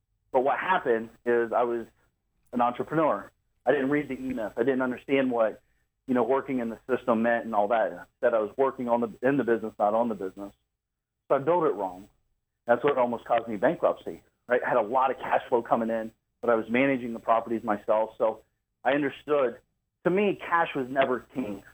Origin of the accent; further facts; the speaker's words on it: Columbus, Ohio, United States; I'm from Columbus, Ohio area